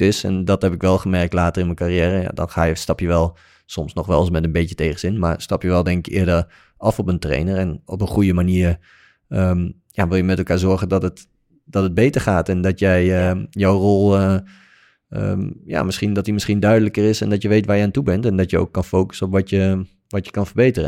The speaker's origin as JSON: {"language": "Dutch", "country": "Netherlands", "said": "wij als Nederlandse speler"}